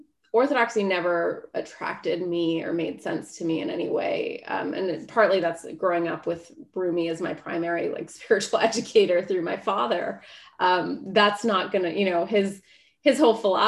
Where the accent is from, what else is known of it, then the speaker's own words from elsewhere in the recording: United States; as an American